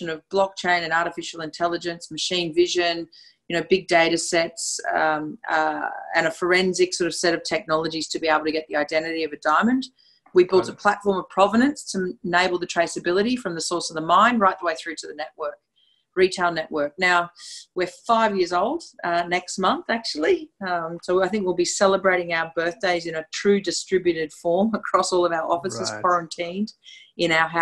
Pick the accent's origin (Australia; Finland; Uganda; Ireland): Australia; accent: Australian; also born or lived in Brisbane, Australia / London; My accent is very clear. It's from Australia. So I'm broadcasting from my home in Brisbane.